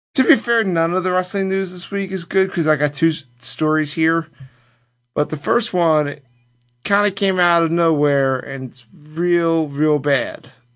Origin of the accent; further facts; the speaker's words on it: Philadelphia, Pennsylvania, United States; I'm from Philadelphia